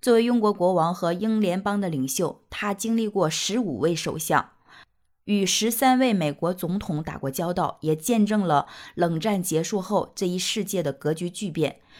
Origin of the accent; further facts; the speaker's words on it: China; 我们中国人